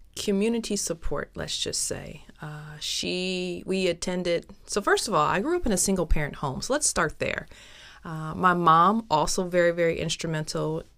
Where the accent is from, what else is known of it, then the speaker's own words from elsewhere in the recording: Toledo, Ohio, United States; also born or lived in Milwaukee, Wisconsin; growing up where I grew up, which was Toledo, Ohio. I'm originally from Toledo, Ohio